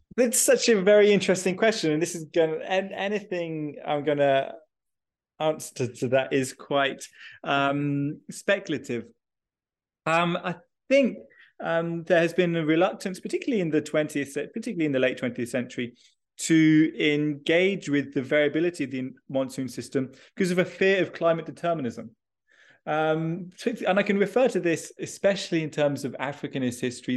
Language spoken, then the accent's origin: English; United Kingdom; moved away; I am originally British, uh, and I did almost schooling, uh, in the U K